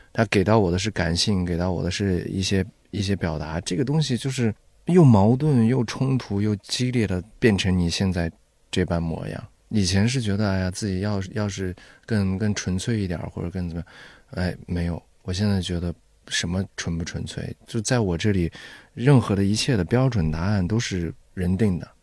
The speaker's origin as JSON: {"language": "Chinese", "region": "Xinjiang", "country": "China", "tie": "born or raised there", "said": "因为我是在新疆长大的嘛"}